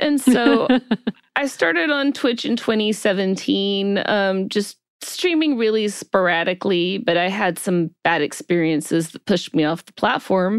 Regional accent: Alabama, United States; moved away as an adult; now in California, United States; I'm originally from Alabama. I transplanted to California some couple of decades ago

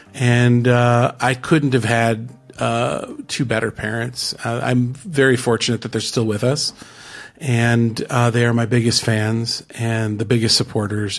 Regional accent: Mequon, Wisconsin, United States; I grew up just north of Milwaukee, Wisconsin, uh, in a little city. Well, it's not so little, but it's, it's a northern suburb called Mequon

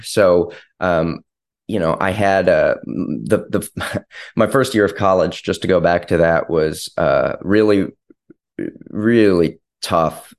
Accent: Ann Arbor, Michigan, United States; I was from Ann Arbor

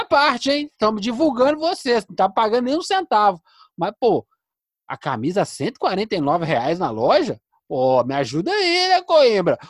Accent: Contagem, Minas Gerais, Brazil; a cidade onde eu fui criado. É, nós somos contagem das abóbora

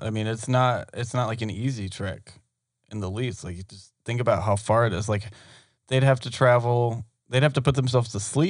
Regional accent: Georgia, United States; we were raised in Georgia.

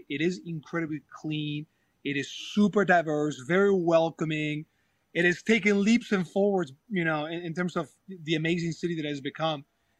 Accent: Spain; English is a second language; I have my own accent from my own province down south. And then you go to Madrid and you lose your accent

